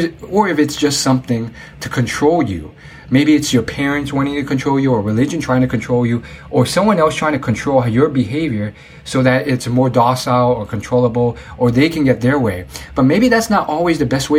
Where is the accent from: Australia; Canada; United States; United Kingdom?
United States; not being able to speak Chinese well because I'm American born